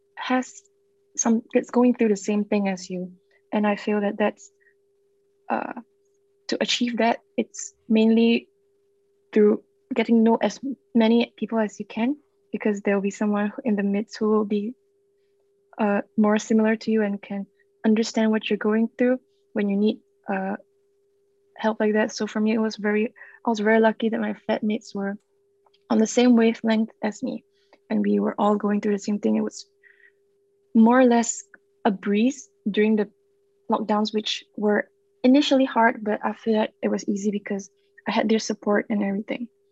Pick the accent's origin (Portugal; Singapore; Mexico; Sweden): Singapore; moved away; I'm from Singapore